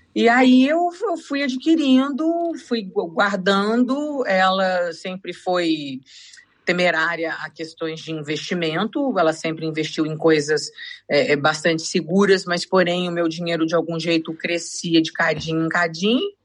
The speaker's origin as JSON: {"language": "Portuguese", "region": "São Paulo", "country": "Brazil", "moved": "as an adult", "lives_now": "Portugal", "said": "eu sou de São Paulo"}